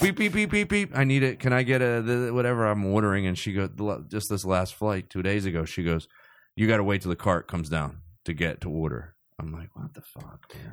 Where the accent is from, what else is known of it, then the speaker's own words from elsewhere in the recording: Cherry Hill, New Jersey, United States; I grew up in South Jersey